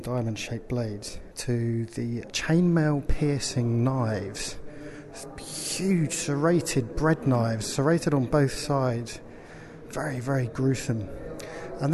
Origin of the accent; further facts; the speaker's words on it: England, United Kingdom; I'm from England